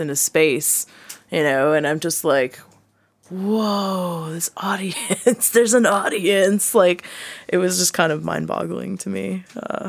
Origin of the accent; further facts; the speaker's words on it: Connecticut, United States; moved away as an adult; also born or lived in South Carolina / Morro Bay, California; now in Burbank, United States; I was born in Connecticut. Lived there and grew up there